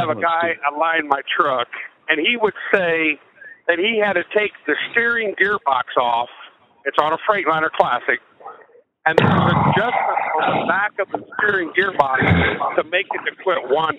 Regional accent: Arizona, United States; I'm from Arizona.

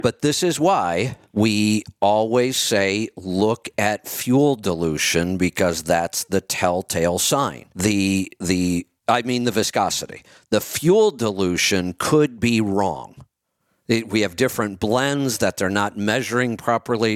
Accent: Streetsboro, Ohio, United States; also born or lived in Salem, Ohio; I grew up in Streetsboro

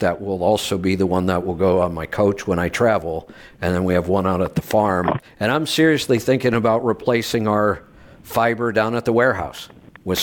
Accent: Ohio, United States; moved away; also born or lived in Colorado; I grew up in the Midwest in Ohio in the snow belt between Cleveland and Buffalo

